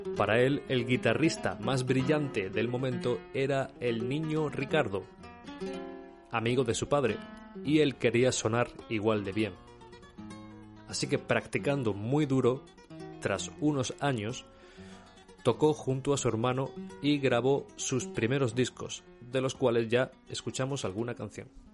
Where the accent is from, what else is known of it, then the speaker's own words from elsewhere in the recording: Córdoba, Andalusia, Spain; yo soy de Córdoba, una zona muy seca